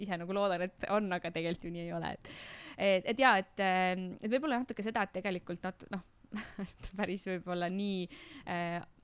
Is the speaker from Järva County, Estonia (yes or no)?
no; Tartu, Tartu County, Estonia; ma olen Tartust pärit ja siis ma Tartu linna peal müüsin jäätist